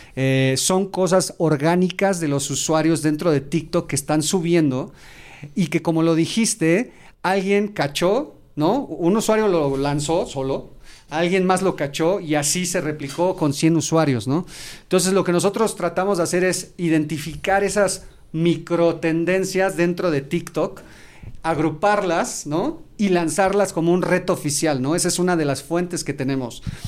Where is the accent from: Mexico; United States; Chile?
Mexico; soy mexicano, me encanta, tengo un orgullo por México